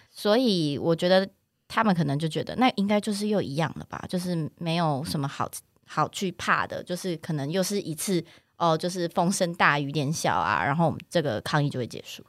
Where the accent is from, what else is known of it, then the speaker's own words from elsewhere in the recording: Taichung, Taiwan; 因为我是台中人，然后我小时候上学什么，我妈都是骑那个摩托车载我